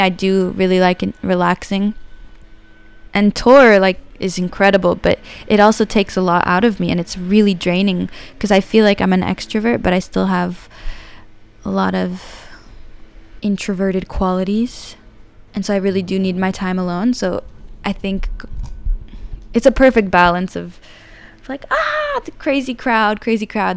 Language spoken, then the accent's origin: English; San Francisco, California, United States; I grew up in San Francisco